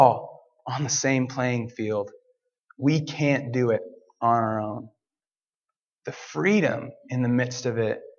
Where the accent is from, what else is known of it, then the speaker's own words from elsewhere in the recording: Portland, United States; I'm from Portland